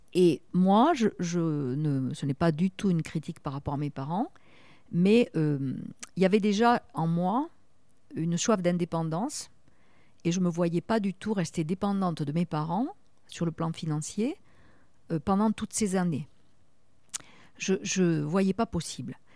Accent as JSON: {"language": "French", "town": "Toulouse", "region": "Occitania", "country": "France", "accent": "south-west", "moved": "as an adult", "lives_now": "Bordeaux, France", "said": "comme mon petit accent l'indique, je suis une fille du sud-ouest et particulièrement de la région de Toulouse."}